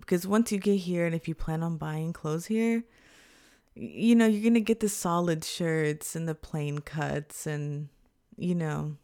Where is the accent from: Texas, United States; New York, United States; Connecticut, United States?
Texas, United States; Houston; now in Japan; an Afro-Latina American from Houston, Texas